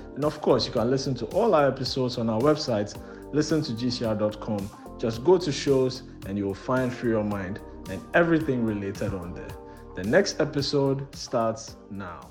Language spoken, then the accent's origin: English; Ghana; now in Canada; I'm originally from Ghana. Um, I currently I live in Canada